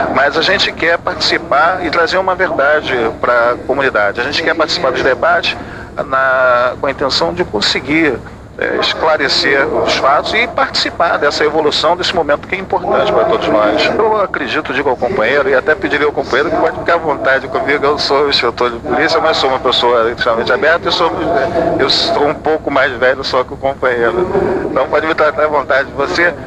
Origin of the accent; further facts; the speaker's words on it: Rio de Janeiro, Brazil; also born or lived in Parada de Lucas / Vigário Geral (subúrbio) / Jardim América; Eu sou oriundo do Morro do Turano, fui moleque do Morro do Turano, fui cria do subúrbio, morei no Brigado Geral, Jardim América